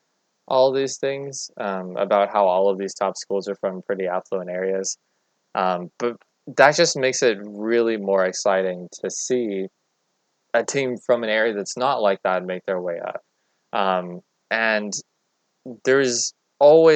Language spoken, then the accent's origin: English; Texas, United States; I, as a Texan, natively